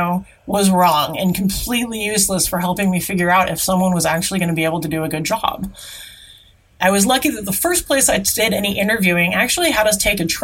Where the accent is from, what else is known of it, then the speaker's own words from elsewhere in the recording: Seattle, Washington, United States; I grew up in the Seattle area.